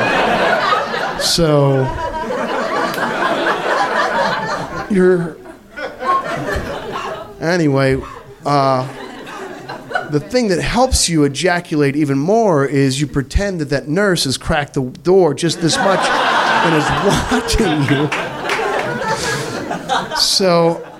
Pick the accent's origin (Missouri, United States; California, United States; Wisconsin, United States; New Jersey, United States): Missouri, United States; I'm from Missouri.